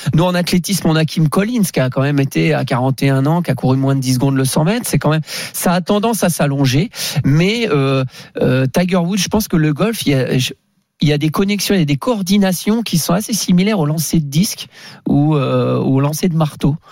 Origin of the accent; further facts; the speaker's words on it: Brittany, France; je viens de la Bretagne